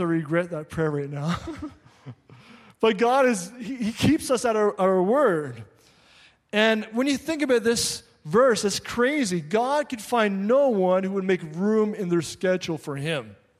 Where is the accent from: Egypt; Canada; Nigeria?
Canada; Labrador City, Newfoundland and Labrador; now in Quebec, Canada; I grew up in Labrador City, right on the border of Quebec